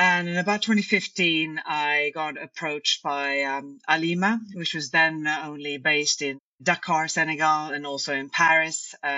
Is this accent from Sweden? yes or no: yes; Stockholm, Stockholm County, Sweden; English is a second language; also born or lived in London; I'm originally from Stockholm, Sweden, and I studied international relations and history at university